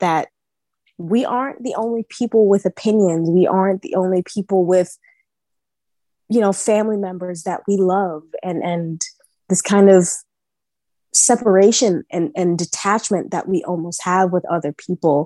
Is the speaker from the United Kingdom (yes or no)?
no; New York, United States; I was born and raised in Harlem in New York